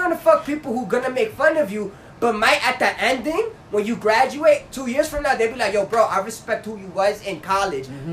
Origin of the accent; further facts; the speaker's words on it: New York City, New York, United States; I'm from Brownsville but I would never you would never know I'm from Brownsville